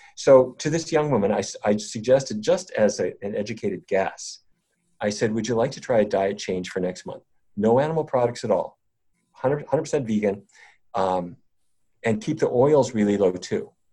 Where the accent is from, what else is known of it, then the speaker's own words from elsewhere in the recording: North Dakota, United States; I grew up in North Dakota